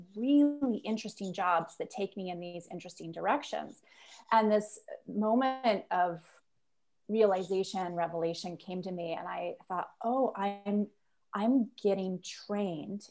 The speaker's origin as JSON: {"language": "English", "region": "Nova Scotia", "country": "Canada", "tie": "born or raised there", "also_born_or_lived": "United States / Halifax", "moved": "as an adult", "said": "I am originally from Nova Scotia. I was born and raised here through high school"}